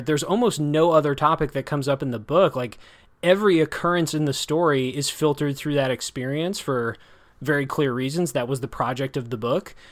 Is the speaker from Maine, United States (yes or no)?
no; Janesville, Wisconsin, United States; which is a nonfiction account of my hometown